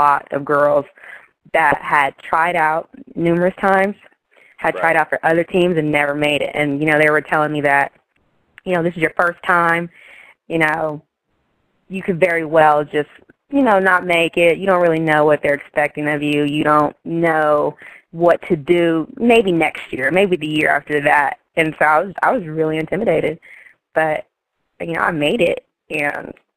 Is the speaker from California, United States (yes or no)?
yes; Los Angeles, California, United States; moved away as an adult; also born or lived in Bay Area, California; I'm originally from Los Angeles, California